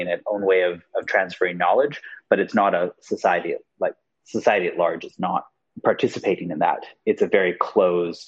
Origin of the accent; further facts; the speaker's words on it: Canada; moved away as an adult; also born or lived in United Kingdom / Australia; Well, I'm from Canada, but I've also lived in the UK and Australia.